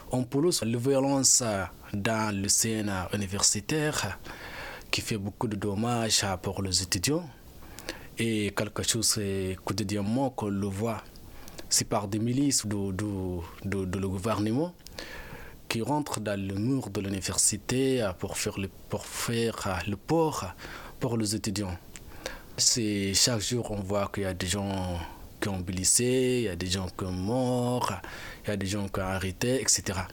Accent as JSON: {"language": "French", "country": "Sudan", "moved": "as an adult", "lives_now": "France", "said": "je suis parti du Soudan et je suis arrivé en France. En arrivant en France, j'ai déposé une demande pour avoir le statut de réfugié."}